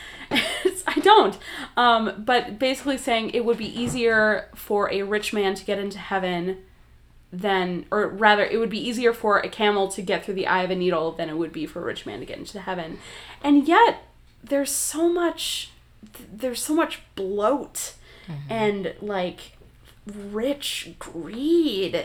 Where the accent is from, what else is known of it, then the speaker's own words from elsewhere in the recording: Wisconsin, United States; I'm from Wisconsin